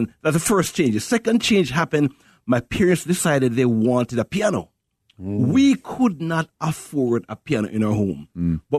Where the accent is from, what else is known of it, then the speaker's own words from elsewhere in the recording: Jamaica; now in Chicago, United States; I grew up in Jamaica, grew up in a poor family, but we had lots of Jesus.